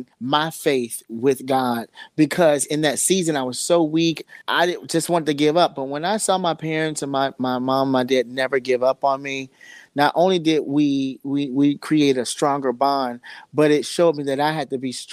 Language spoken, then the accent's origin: English; Chicago, Illinois, United States; now in Los Angeles, United States; I was raised in Chicago. But long story short, I'm living in LA now